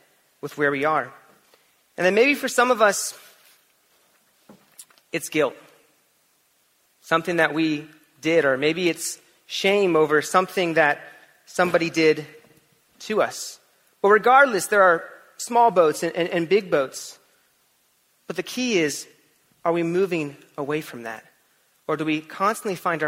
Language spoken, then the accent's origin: English; California, United States; moved away; also born or lived in Florida; when I was in elementary school and middle school, I grew up in California